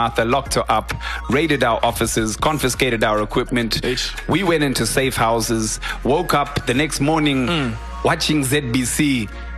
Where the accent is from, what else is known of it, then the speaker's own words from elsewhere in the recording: Harare, Zimbabwe; I grew up in Harare